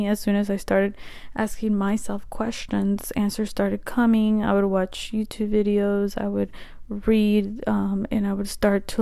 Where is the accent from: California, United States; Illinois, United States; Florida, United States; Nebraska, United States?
Nebraska, United States; the Midwest, a small town in; I'm from the Midwest, a small town in Nebraska